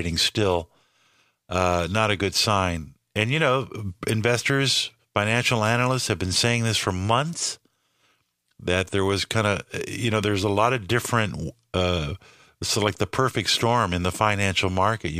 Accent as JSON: {"language": "English", "region": "California", "country": "United States", "tie": "born or raised there", "moved": "yes", "said": "I grew up in California"}